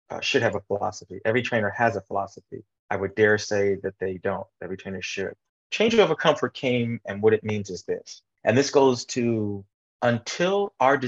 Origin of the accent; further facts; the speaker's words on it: Midwest, United States; I grew up in the Midwest